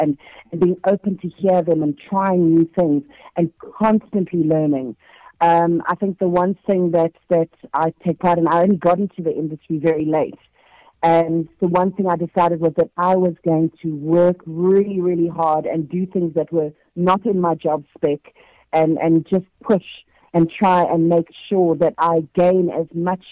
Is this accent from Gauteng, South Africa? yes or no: no; KwaZulu-Natal, South Africa; I'm from Ishawi